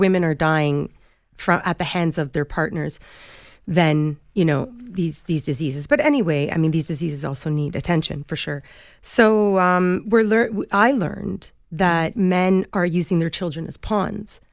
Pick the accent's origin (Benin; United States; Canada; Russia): Canada; Toronto, Ontario; Toronto's my hometown